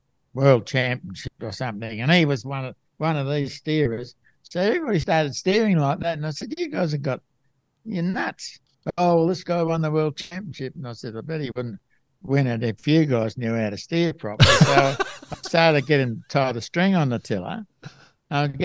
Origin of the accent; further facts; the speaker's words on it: Melbourne, Victoria, Australia; I was brought up in Melbourne